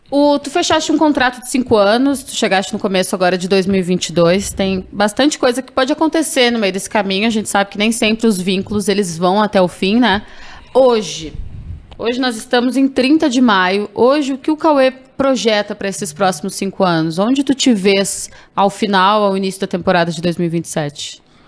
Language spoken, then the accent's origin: Portuguese; Rio Grande do Sul, Brazil; eu sou gaúcha